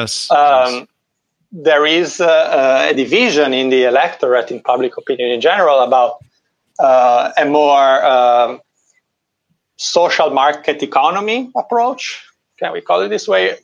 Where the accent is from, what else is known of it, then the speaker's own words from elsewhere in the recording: Italy; moved away; In my home country, in Italy